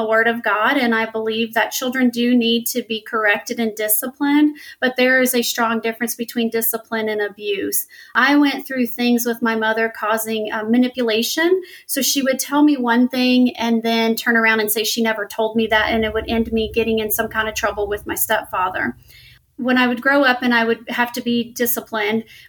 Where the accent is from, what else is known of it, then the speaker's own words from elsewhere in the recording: Louisiana, United States; I grew up in Louisiana here in the United States, and I grew up extremely poor